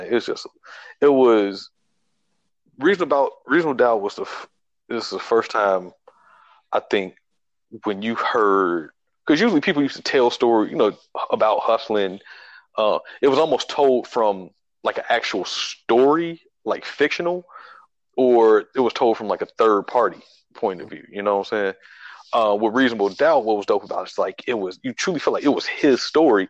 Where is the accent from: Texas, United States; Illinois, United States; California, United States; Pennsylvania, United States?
Illinois, United States; Chicago; growing up in Chicago